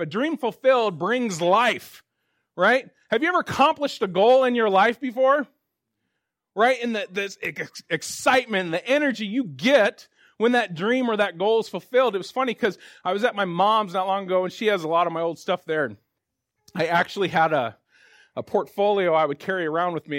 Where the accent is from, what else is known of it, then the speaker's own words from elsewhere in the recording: Spokane, Washington, United States; also born or lived in Tulsa, Oklahoma; I grew up here in Spokane